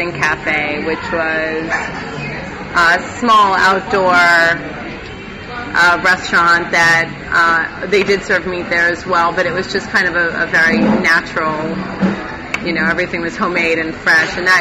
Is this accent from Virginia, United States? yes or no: no; New York, United States; now in Key West, United States; I'm from New York originally